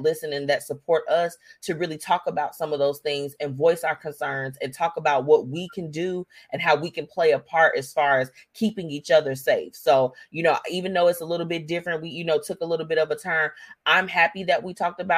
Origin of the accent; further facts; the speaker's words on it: United States; as an American citizen